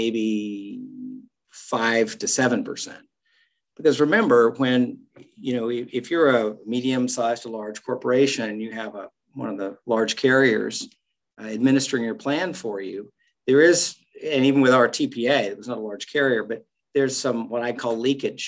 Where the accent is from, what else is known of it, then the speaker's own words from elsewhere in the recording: Western Oklahoma, United States; moved away; the people I grew up around in Western Oklahoma